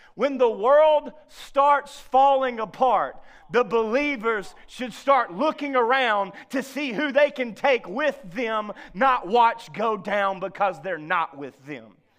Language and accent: English; the South, United States; as a Southerner